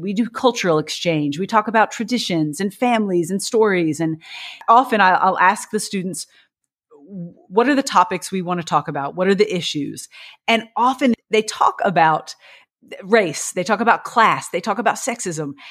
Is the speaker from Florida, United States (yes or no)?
no; Bardstown, Kentucky, United States; moved away as an adult; now in New York City, United States; I grew up in Bardstown, Kentucky